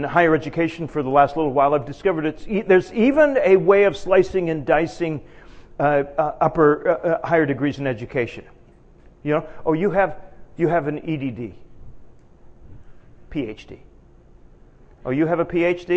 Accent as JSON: {"language": "English", "town": "Edmonton", "region": "Alberta", "country": "Canada", "moved": "as an adult", "lives_now": "United States", "said": "I'm from Canada"}